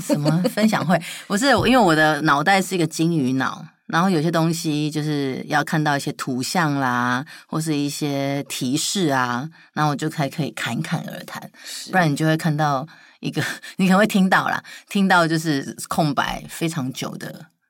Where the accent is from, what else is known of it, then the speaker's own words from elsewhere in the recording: Taichung, Taiwan; 我是台中人，然后同时也是台中驻点的小丑医生